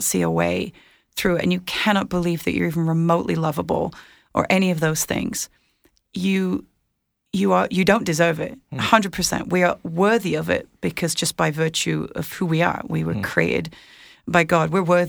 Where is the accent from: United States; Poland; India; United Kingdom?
United Kingdom; Well, and mine too, because I'm British.